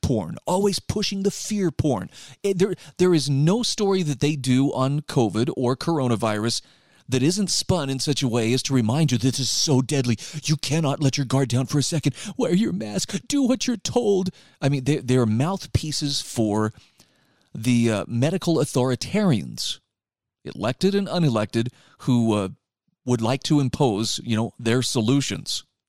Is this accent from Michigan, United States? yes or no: no; Utah, United States; my home state of Utah